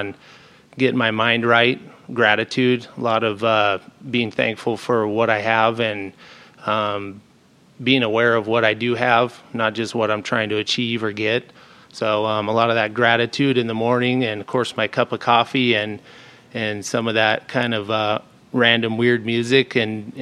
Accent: Post Falls, Idaho, United States; I grew up in Post Falls.

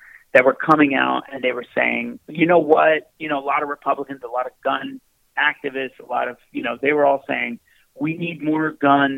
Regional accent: Newfoundland and Labrador, Canada; I grew up in Newfoundland

